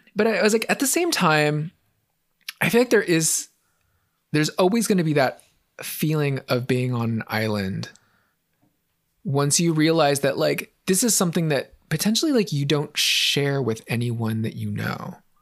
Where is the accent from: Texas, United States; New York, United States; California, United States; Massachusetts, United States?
California, United States; San Francisco; Growing up in San Francisco, super progressive city